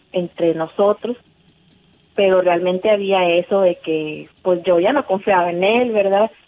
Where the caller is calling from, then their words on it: Montemorelos, Nuevo León, Mexico; Eh, de Montemorelos, Nuevo León.